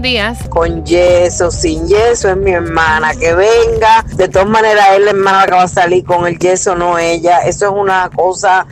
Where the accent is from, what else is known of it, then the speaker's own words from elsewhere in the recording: Uruguay; moved away; yo soy uruguaya, me casé hace dos años y no pude traer a toda la familia